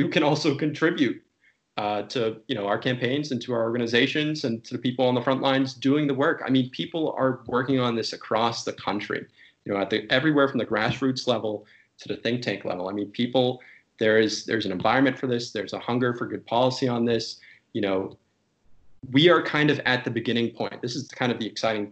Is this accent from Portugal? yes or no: no; United States; as an American